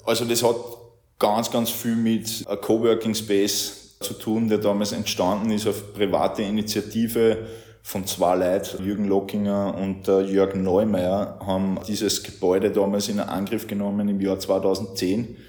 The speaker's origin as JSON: {"language": "German", "town": "Ried im Innkreis", "region": "Upper Austria", "country": "Austria", "also_born_or_lived": "Bavaria / Vienna / Zillertal", "moved": "as an adult", "lives_now": "Linz, Austria", "said": "Ich bin eigentlich aus Ried im Innkreis, also nicht allzu weit entfernt"}